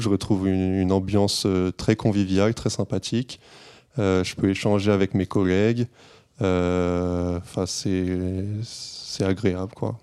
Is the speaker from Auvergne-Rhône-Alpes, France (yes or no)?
yes; Clermont-Ferrand, Auvergne-Rhône-Alpes, France; moved away as an adult; now in Paris region, France; Moi, je suis pas de la région parisienne. En fait, je viens de Clermont-Ferrand.